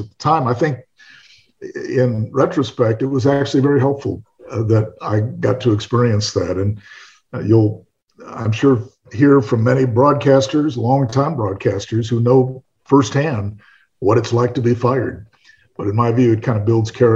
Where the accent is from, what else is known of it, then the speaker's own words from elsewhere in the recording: Los Angeles, California, United States; moved away as an adult; now in Corpus Christi, United States; growing up in Los Angeles